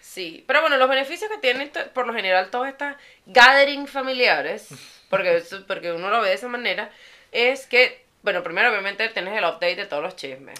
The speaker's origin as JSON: {"language": "Spanish", "country": "Venezuela", "tie": "born or raised there", "moved": "yes"}